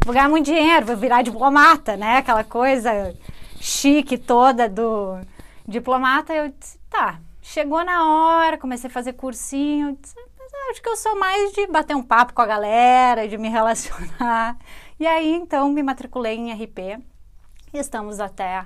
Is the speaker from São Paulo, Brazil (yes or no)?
no; Rio Grande do Sul, Brazil; accent: rio-grandense; deveria identificar o sotaque rio-grandense